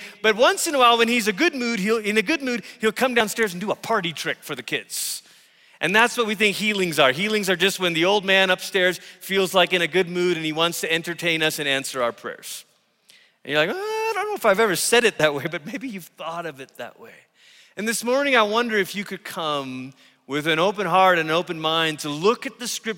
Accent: Malaysia; moved away as an adult; also born or lived in Tulsa, Oklahoma; I came from Malaysia, and I grew up around watching my parents pray for the sick in our living room

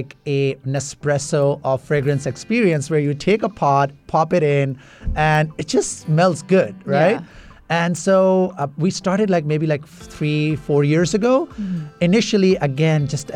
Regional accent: Toronto, Ontario, Canada; also born or lived in Middle East; I was born in Middle East, but I was like, you know, raised in Toronto

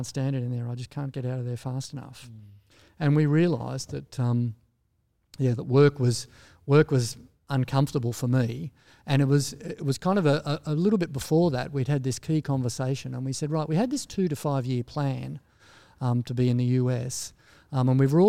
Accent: Australia; moved away as an adult; also born or lived in United States

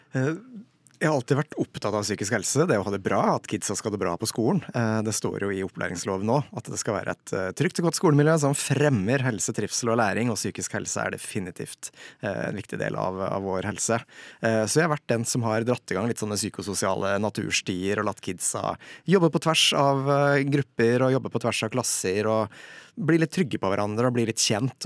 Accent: Toten, Innlandet, Norway; now in Hadeland, Norway; er fra Toten, bor på Hadeland

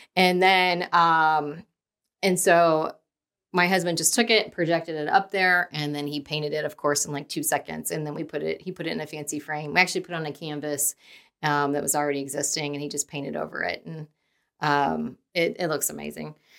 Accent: Dayton, Ohio, United States; moved away as an adult; also born or lived in Indiana; now in Kansas City, United States; born and raised in Dayton, Ohio, moved to Indiana, went to Ball State for undergrad

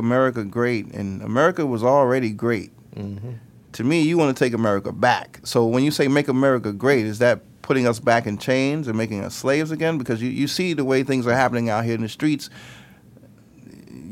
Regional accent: New York, United States; moved away as an adult; now in Rome, Italy; I grew up in New York

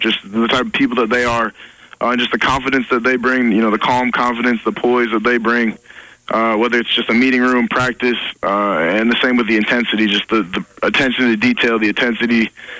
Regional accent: Marshall, Minnesota, United States; moved away as an adult; now in Fargo, United States; I'm from Marshall, Minnesota. So it's about 3.5 hours, southwest Minnesota, which is also about 40 miles from South Dakota State.

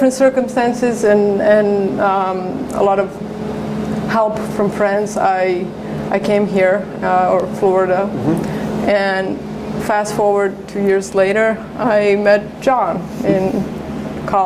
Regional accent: Serbia; moved away as an adult; now in Portland, United States; I grew up in Serbia, in Eastern Europe

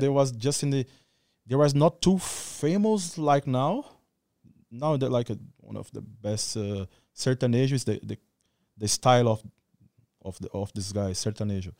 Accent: Goiânia, Goiás, Brazil; English is a second language; moved away as an adult; also born or lived in Rio Verde, Brazil / Rio de Janeiro, Brazil; now in Phuket, Thailand; I born in Rio Verde. Rio Verde is this kind of small city. I grew up, uh, and stood in Goiânia, too

